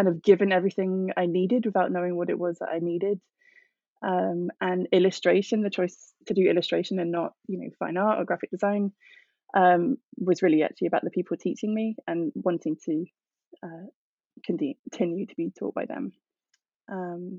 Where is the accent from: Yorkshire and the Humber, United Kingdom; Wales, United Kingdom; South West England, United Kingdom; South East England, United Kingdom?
South West England, United Kingdom; Somerset; moved away as an adult; also born or lived in London; I'm from Somerset, which is southwest England, very rural, and I'm from a very large family